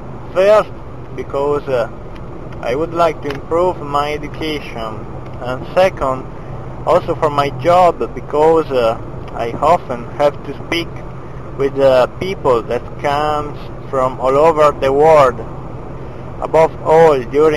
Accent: Sardinia, Italy; English is a second language; I'm 33. I'm a medical doctor and I'm from Italy. Well, I'm from Sardinia, that is one of the two biggest islands of Italy.

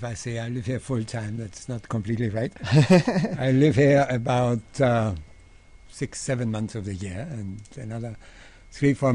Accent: Innsbruck, Tyrol, Austria; moved away as an adult; also born or lived in Vienna; now in India; I'm born and raised in Innsbruck

